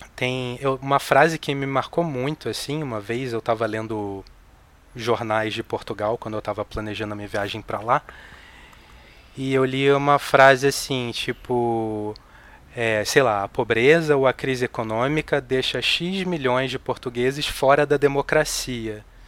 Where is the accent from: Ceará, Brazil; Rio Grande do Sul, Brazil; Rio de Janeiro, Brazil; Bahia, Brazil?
Rio de Janeiro, Brazil; born or raised there; moved away as an adult; now in São Paulo, Brazil